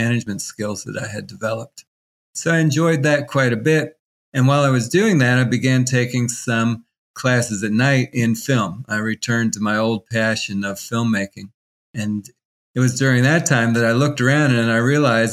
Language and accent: English; Washington, District of Columbia, United States; I was born in Washington, D.C., and grew up in a family as the oldest of six kids.